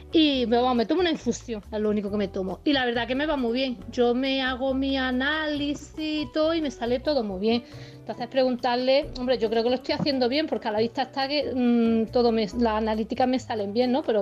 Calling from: Granada, Andalusia, Spain; Buenos días … de Granada.

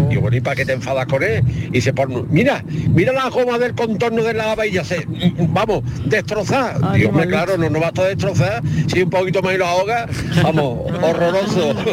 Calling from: Ronda, Andalusia, Spain; Hola, buenas tardes. ¿Qué tal? Soy … de Ronda.

